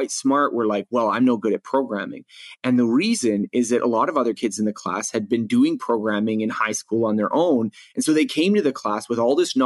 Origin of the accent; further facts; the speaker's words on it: Canada; in grade school in growing up in Canada